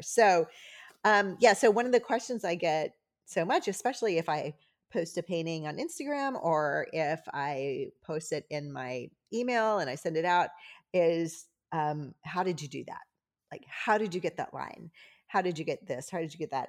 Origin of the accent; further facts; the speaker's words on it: the South, United States; I'm from the South.